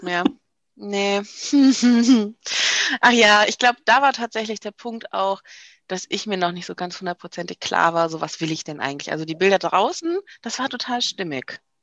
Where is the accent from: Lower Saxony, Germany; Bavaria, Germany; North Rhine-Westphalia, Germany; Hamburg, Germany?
North Rhine-Westphalia, Germany; Düsseldorf; ich komme ja aus Düsseldorf